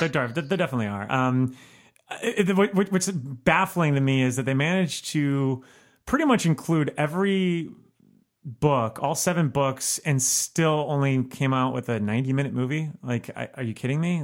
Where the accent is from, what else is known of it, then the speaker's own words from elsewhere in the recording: Miami, Florida, United States; now in Chicago, United States; I'm from Miami